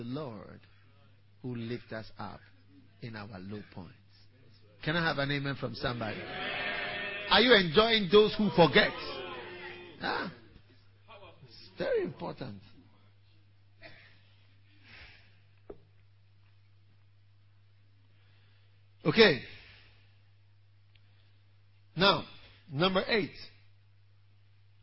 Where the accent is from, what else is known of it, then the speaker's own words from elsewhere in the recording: Ghana; I am coming from Kolegono in Ghana.